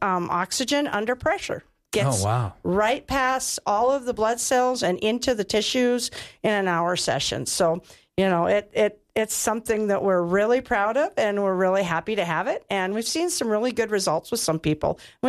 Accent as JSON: {"language": "English", "region": "North Dakota", "country": "United States", "lives_now": "Wyoming, United States", "said": "I came from North Dakota and wasn't a nurse, and Wyoming has given me that opportunity. And so Wyoming is home now"}